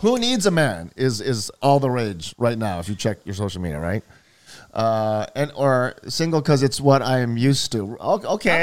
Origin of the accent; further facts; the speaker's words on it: Hawaii, United States; born and raised in Hawaii